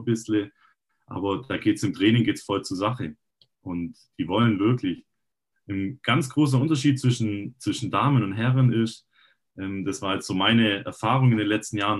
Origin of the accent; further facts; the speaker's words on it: Rottenburg am Neckar, Baden-Württemberg, Germany; ich bin Rottenburger und habe ähm, auch selber immer ein bisschen gekickt. Ähm, hier in der Gegend rum, in, also in der Jugend auch in Rottenburg